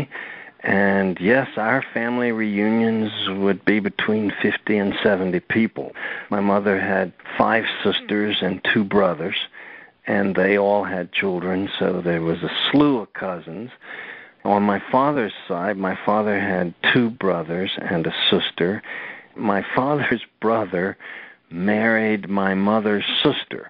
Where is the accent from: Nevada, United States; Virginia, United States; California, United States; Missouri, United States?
Virginia, United States; I grew up in the South in Virginia